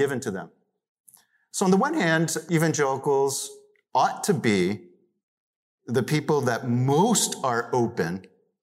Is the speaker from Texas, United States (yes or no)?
no; Pennsylvania, United States; born or raised there; also born or lived in New York City, New York, United States